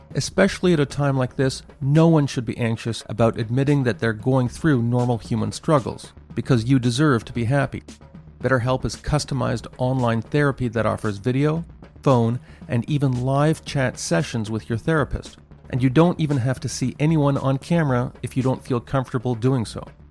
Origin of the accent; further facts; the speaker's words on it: Montreal, Quebec, Canada; Concordia University in my hometown of Montreal